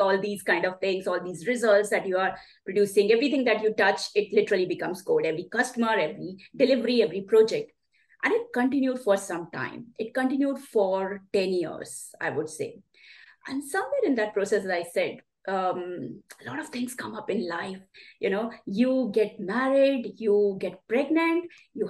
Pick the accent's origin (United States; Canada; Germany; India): India; moved away as an adult; now in Sydney, Australia; I'm originally from India.